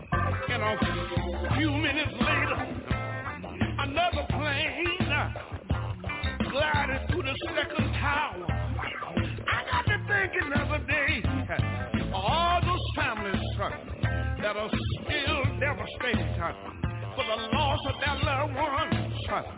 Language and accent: English; Houston, Texas, United States; When I think about my hometown in Houston, Texas, there was five beautiful little children one day playing around in the house, and the devil got busy.